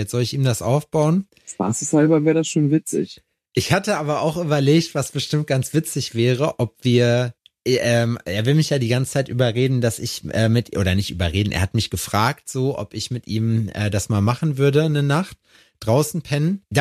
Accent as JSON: {"language": "German", "area": "Region south of Dortmund", "region": "North Rhine-Westphalia", "country": "Germany", "said": "eine Stunde, also 40 Minuten brauchst du dann noch Richtung Süden von Dortmund aus. So, wenn ähm, da, wo ich ja herkomme, gebürtig"}